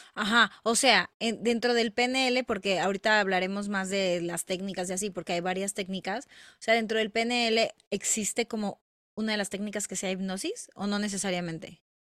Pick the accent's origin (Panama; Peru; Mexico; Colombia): Mexico; somos mexicanas